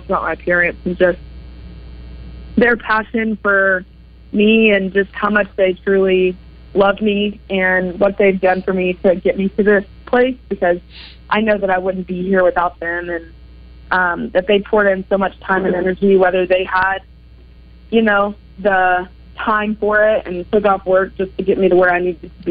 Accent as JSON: {"language": "English", "region": "Arkansas", "country": "United States", "tie": "born or raised there", "said": "me growing up in Arkansas"}